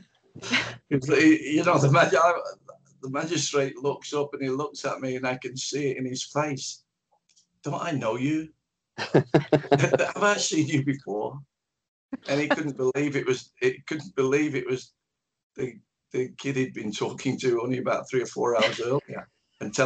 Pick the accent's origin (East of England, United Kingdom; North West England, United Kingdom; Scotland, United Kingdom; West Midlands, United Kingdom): North West England, United Kingdom; Manchester; also born or lived in Dublin, Ireland; I was born in Dublin in 1955. My family moved to Manchester when I was about three or four years old. So I grew up in Manchester. That's why the accent is where it is.